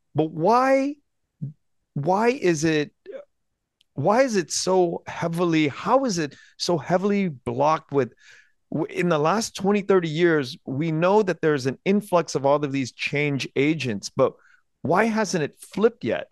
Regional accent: United States; born or raised there

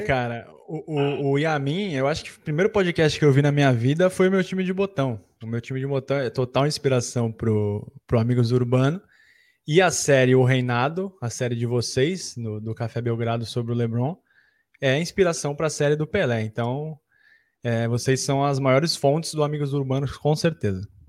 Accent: Santos, São Paulo, Brazil; eu sou de Santos, né? Eu nasci em Santos, eh, meus pais são de Santos.

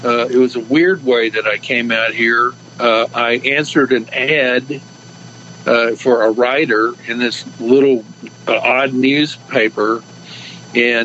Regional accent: Texas, United States; now in California, United States; I grew up in Texas

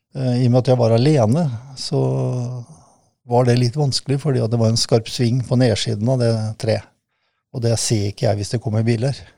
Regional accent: Kråkerøy, Østfold, Norway; also born or lived in Fredrikstad; Opprinnelig så er hjertet mitt uh, lagt uh, på Kråkerøy. Det er der jeg kommer ifra.

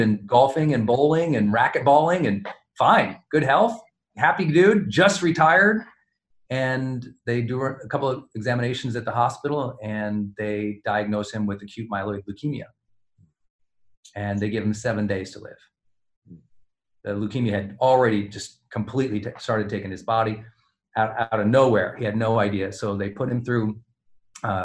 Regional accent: Montana, United States; growing up in Montana

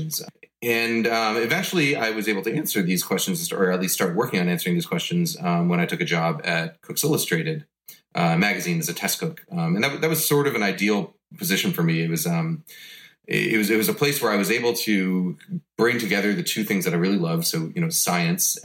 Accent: New York, United States; also born or lived in Boston; we moved back to New York, which is where I grew up.

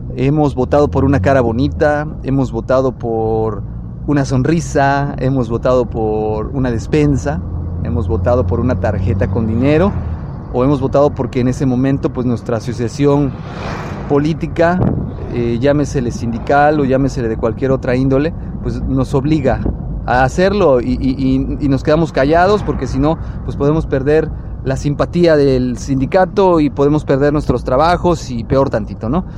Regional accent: Mexico; como mexicanos

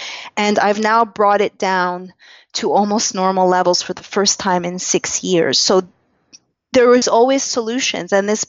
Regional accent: Canada; and quickly learned as a Canadian, the blind spots of Western medicine

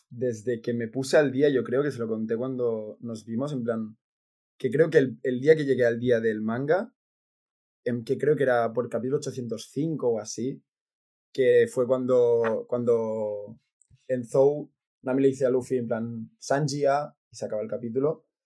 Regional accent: Catalonia, Spain; de pequeño, porque aquí en Cataluña

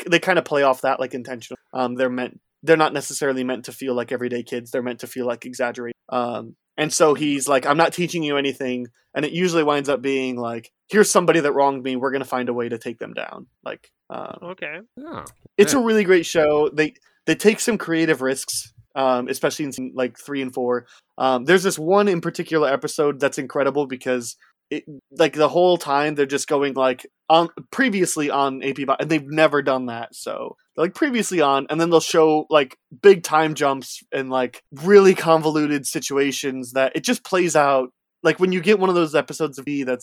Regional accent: near Chicago, Illinois, United States; growing up near Chicago in the late 90s, early 2000s

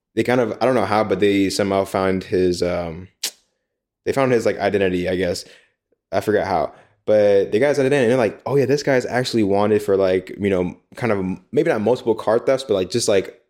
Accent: United States; moved away as an adult; now in Taiwan; our experiences in Taiwan as American expats

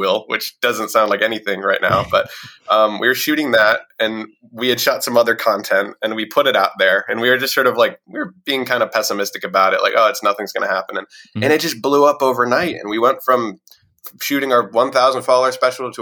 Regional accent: Central Virginia, United States; moved away as an adult; now in North Carolina, United States; I'm from Virginia originally, mm-hmm. Central Virginia.

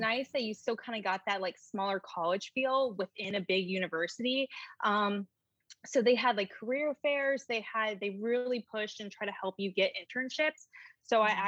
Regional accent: North Carolina, United States; moved away as an adult; also born or lived in New York City; now in Charlotte, United States; I grew up in North Carolina

